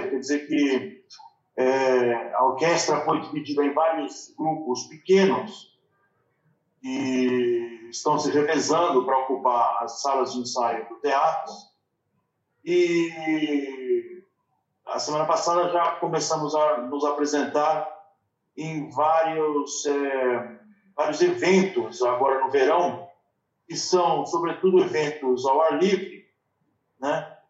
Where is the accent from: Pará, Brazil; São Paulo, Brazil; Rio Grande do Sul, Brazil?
São Paulo, Brazil; now in Barcelona, Spain; é, eu sou de São Paulo e aqui em Barcelona hoje está quente.